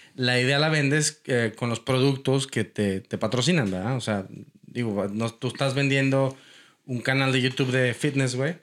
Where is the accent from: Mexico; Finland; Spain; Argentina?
Mexico; moved away as an adult; also born or lived in Portland, Oregon; now in Houston, United States; haber tenido que salirme de México